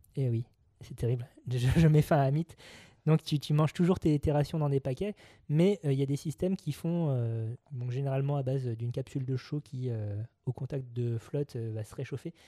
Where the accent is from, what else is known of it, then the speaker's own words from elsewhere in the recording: France; chez nous en France